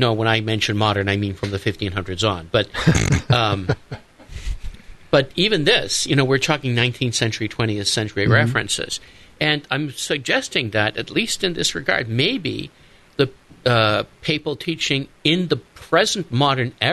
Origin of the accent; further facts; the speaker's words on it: Massachusetts, United States; I'm from Massachusetts